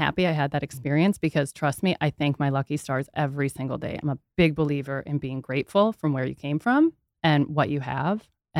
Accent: Minneapolis, Minnesota, United States; I grew up in Minneapolis.

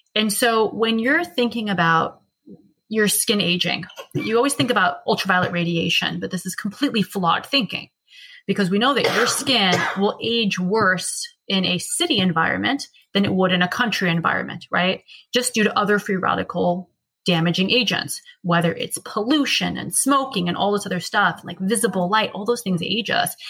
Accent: United States; We're American.

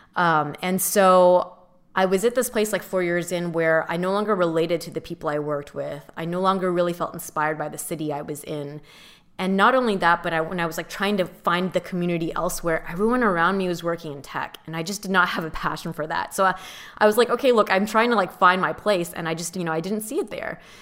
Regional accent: Southern California, United States; also born or lived in San Diego / San Francisco / New York / Mission Viejo; I grew up in Southern California

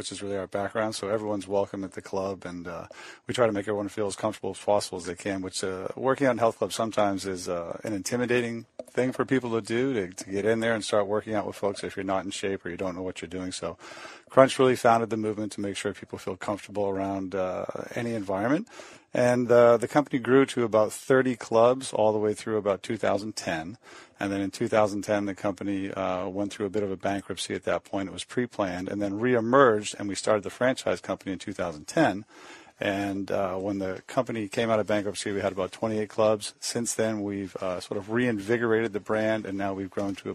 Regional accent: Maine, United States; I'm from Maine

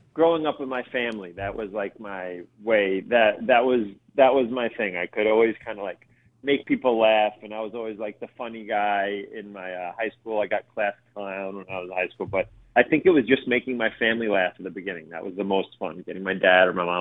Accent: New York City, New York, United States; We grew up in the North Bronx

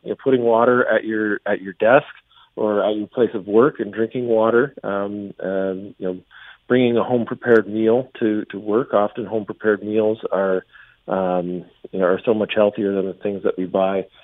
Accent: London, Ontario, Canada; moved away; my hometown hood, uh, around Westmount, uh, Westmount Mall, Saunders Secondary School. Uh, that was, uh, that was where I grew up

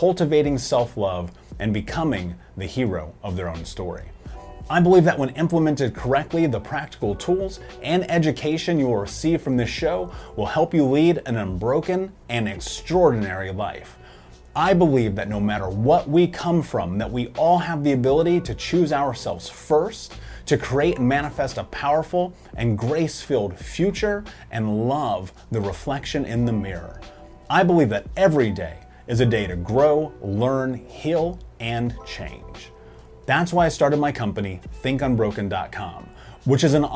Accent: Indianapolis, Indiana, United States; a fellow Midwesterner growing up in Indianapolis

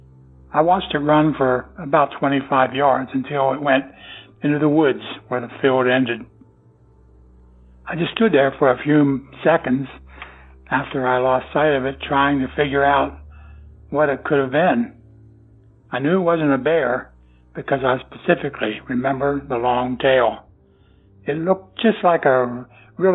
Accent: Pennsylvania, United States; I am from Pennsylvania.

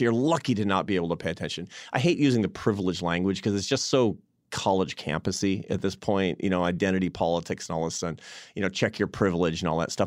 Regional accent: Seattle, Washington, United States; moved away; I was in Seattle, my hometown

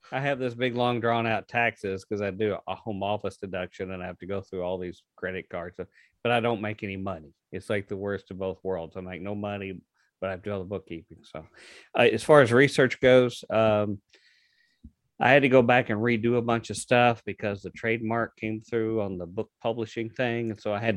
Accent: Louisville, Kentucky, United States; my hometown of Louisville

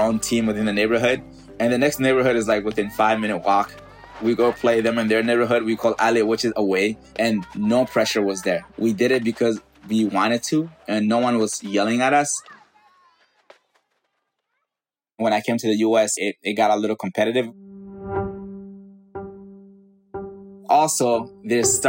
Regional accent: Mali; moved away; Growing up in West Africa, Mali

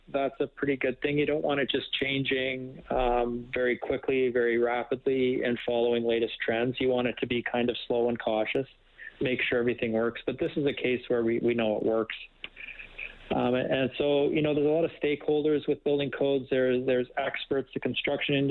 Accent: Winnipeg, Manitoba, Canada; moved away; I grew up in Winnipeg, so I'm a prairie boy too

